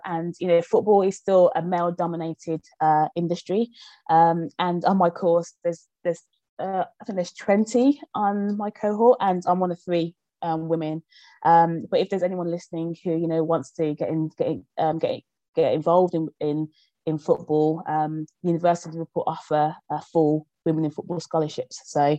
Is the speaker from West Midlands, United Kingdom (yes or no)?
yes; Birmingham, West Midlands, United Kingdom; moved away as an adult; also born or lived in Nigeria; So me and my family moved to Birmingham when I was 1 year old. And I grew up in Birmingham. I moved from Birmingham when I was 18 years old.